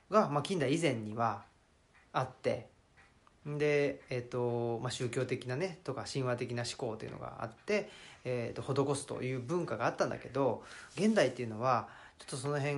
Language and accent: Japanese; Saitama, Japan; now in Nara, Japan; 83年埼玉出身奈良県在住という人間ですね